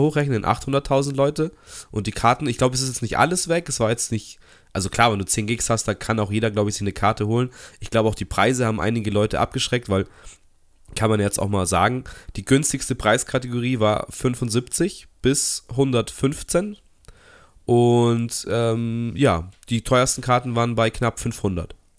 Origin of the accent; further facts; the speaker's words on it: Munich, Bavaria, Germany; als Münchner